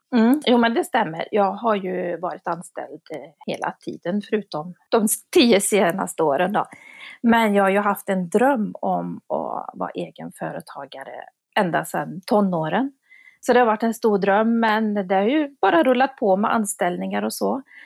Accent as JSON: {"language": "Swedish", "region": "Värmland", "country": "Sweden", "moved": "yes", "lives_now": "Gothenburg, Sweden", "said": "jag är ju från Värmland också som du är. Men jag har ju bott i Göteborg."}